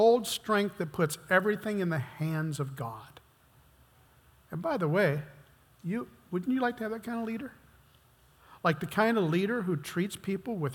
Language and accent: English; United States; I've been American all my life